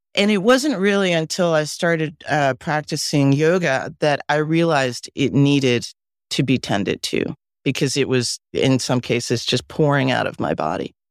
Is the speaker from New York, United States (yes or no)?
yes; Westchester, New York, United States; also born or lived in Mexico; I was born in Mexico, and, um, we all lived there together, and then when I was about five and a half, my mom, who was pregnant with my sister, my older brother and I left Mexico and came to live with my grandparents in Westchester